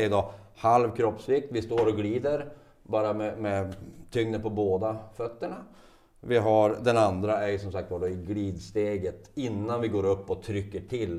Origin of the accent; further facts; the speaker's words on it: Västerbotten County, Sweden; now in Piteå, Sweden; Jag är, jag är västerbottning ja, av födsel ohejdad vana, men har bott i Piteå sedan 95.